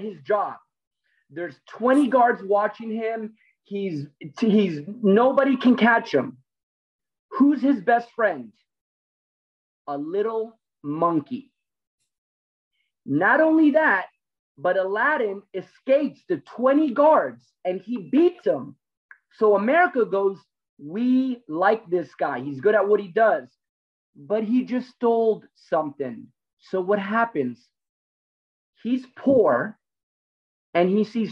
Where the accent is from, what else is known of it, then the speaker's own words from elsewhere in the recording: Miami, Florida, United States; I'm a fighter from Miami. I'm Cuban.